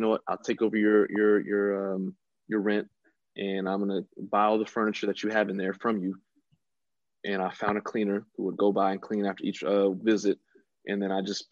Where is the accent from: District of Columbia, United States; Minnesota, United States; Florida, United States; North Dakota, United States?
Florida, United States; West Palm Beach; moved away; back in my hometown, West Palm Beach, Florida